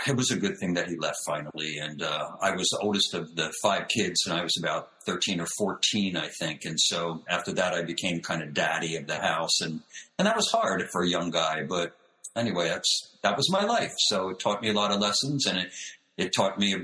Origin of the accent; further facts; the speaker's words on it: outside of Philadelphia, Pennsylvania, United States; I grew up outside of Philadelphia